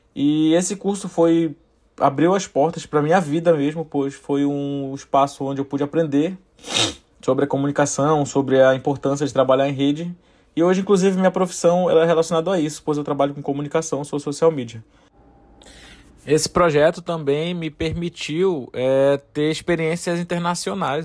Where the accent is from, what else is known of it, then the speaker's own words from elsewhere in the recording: Amapá, Brazil; eu sou amapaense